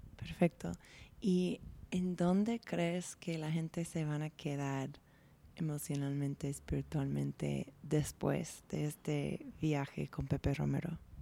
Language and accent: Spanish; United States; moved away; como gringa